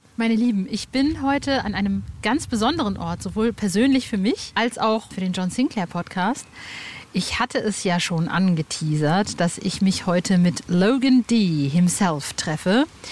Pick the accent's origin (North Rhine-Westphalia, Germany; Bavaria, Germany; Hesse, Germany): North Rhine-Westphalia, Germany; Hövelhof; moved away; Ich bin ja im Kreis Paderborn aufgewachsen